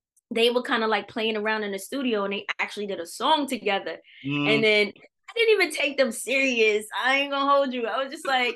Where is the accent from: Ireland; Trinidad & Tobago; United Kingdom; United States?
United States; New York City, New York; we're from New York City, from Brooklyn